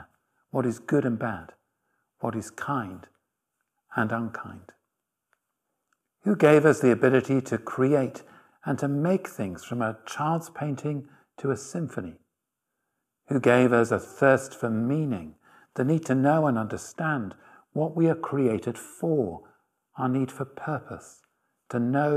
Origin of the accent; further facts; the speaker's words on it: Halifax, Yorkshire and the Humber, United Kingdom; now in Oxford, United Kingdom; I'm from Halifax